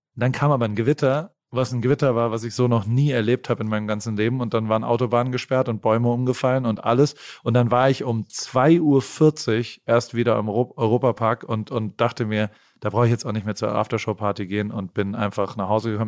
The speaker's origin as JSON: {"language": "German", "country": "Germany", "accent": "German", "moved": "as an adult", "lives_now": "United States", "said": "ich habe auch noch einen ganz, ganz krassen deutschen Akzent"}